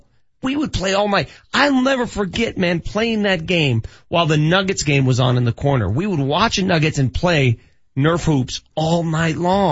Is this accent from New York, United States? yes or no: no; Denver, Colorado, United States; when I was a child growing up in North Denver